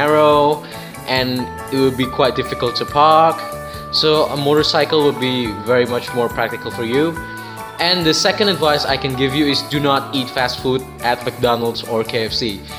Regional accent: Banten, Indonesia; now in Yogyakarta, Indonesia; I'm from Indonesia. I'm 18 years old. I came from the city of Banten, which is in the island of Java.

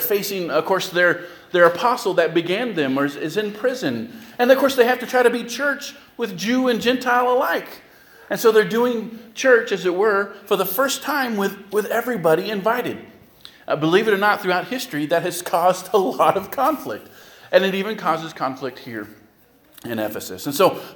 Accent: California, United States; moved away as an adult; now in Lorain, United States; I'm from California

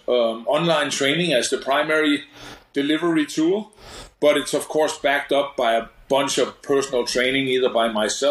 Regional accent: Denmark; moved away as an adult; now in United States; born and raised in Denmark, in Europe

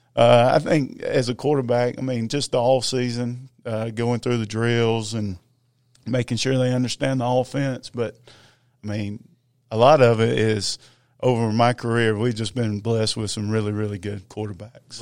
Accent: Gainesville, Georgia, United States; I grew up in Gainesville. Uh, I'm a product of Big Red

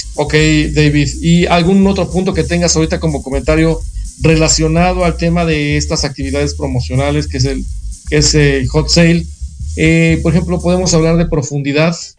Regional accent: Mexico; nosotros como país en México

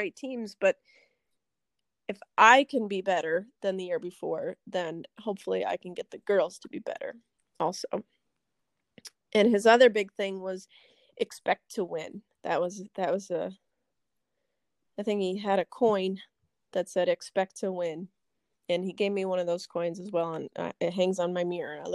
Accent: United States; born and raised in Hewelton, I have so much Purple Pride. I love Hewelton

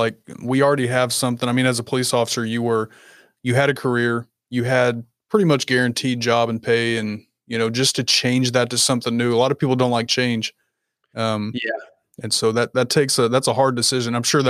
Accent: Kentucky, United States; A little bit further north. I'm in Kentucky.

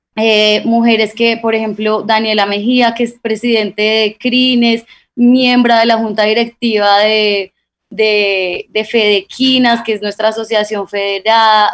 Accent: Guamo, Tolima, Colombia; somos tolimenses, somos del Guamo, Tolima

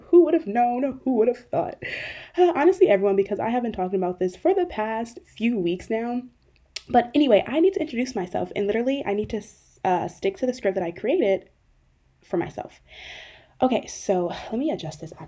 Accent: Euclid, Ohio, United States; also born or lived in Cleveland, Ohio; My hometown is Cleveland, Ohio. I primarily grew up in a inner ring suburb of Cleveland called Euclid.

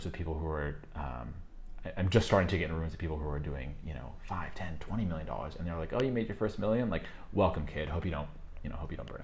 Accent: just outside of Chicago, Illinois, United States; moved away; also born or lived in New York, United States / Colombia; I grew up just outside of Chicago, very economically depressed

